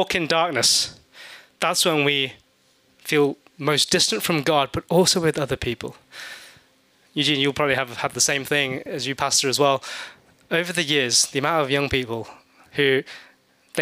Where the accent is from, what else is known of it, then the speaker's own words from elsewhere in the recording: England, United Kingdom; moved away; Growing up in England